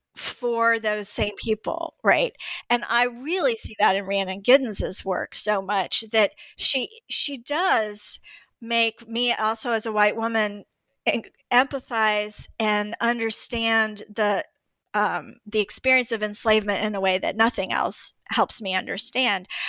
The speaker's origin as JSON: {"language": "English", "town": "Greensboro", "region": "North Carolina", "country": "United States", "tie": "born or raised there", "said": "I grew up in Greensboro, North Carolina, too"}